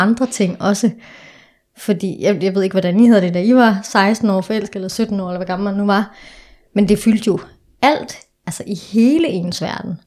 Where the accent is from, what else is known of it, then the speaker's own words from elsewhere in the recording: Denmark; moved away as an adult; now in Copenhagen, Denmark; jeg er fra Jylland, så, øhm, så jeg er opvokset i en meget sådan sort-hvid familie. Så mm. da jeg flytter til København tilbage i 2013